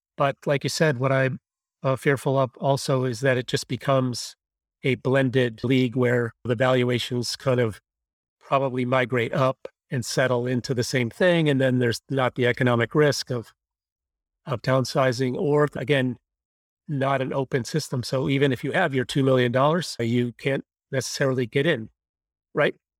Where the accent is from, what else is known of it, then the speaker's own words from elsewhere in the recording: Buffalo, New York, United States; I grew up in Buffalo